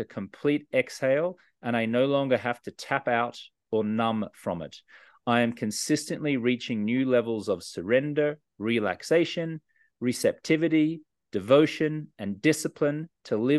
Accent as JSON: {"language": "English", "country": "Australia", "tie": "born or raised there", "said": "I was a socially acceptable drinker for many years growing up in Australia"}